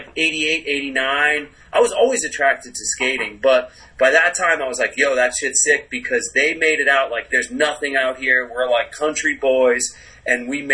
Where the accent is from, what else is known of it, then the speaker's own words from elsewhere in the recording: Cape Cod, Massachusetts, United States; now in New York, United States; growing up on the Cape